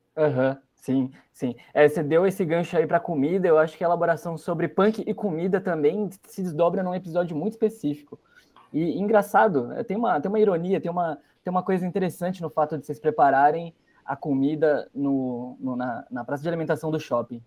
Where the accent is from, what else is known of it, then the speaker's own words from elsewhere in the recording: Piracicaba, São Paulo, Brazil; also born or lived in Curitiba, Paraná; Quando eu me mudo para Piracicaba, nasci em Curitiba, me mudo para Piracicaba, interior de São Paulo